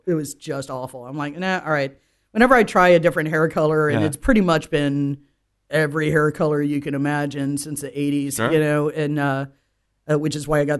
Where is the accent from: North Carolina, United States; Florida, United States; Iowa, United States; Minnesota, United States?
Florida, United States; I'm from Florida.